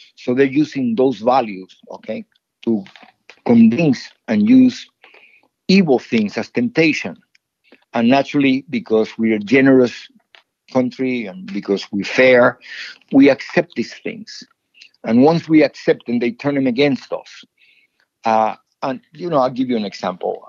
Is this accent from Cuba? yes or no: yes; Cuba; now in United States; when I was growing up in Cuba.